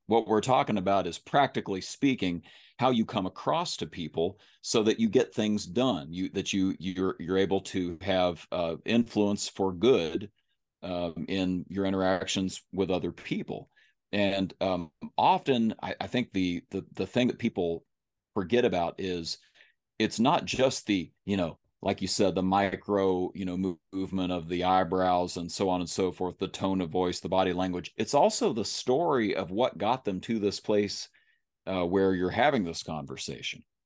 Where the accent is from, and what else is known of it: Kentucky, United States; accent: country